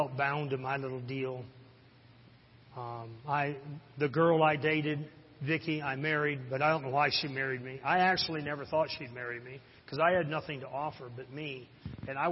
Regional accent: Harrison, Michigan, United States; I'm from Harrison. That's my hometown

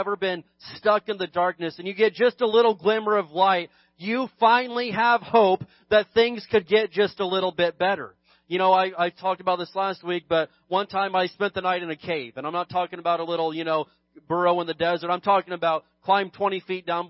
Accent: United States; being an American

